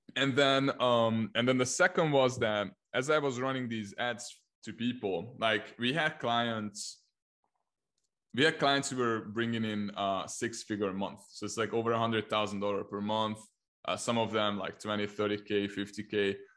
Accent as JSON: {"language": "English", "country": "Hungary", "first_language": "Hungarian", "second_language": "English", "said": "I'm from Hungary, so I started in Hungarian, like helping Hungarian clients"}